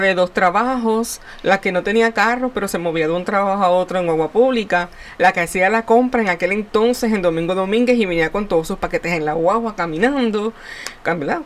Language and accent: Spanish; Puerto Rico; como buen puertorriqueño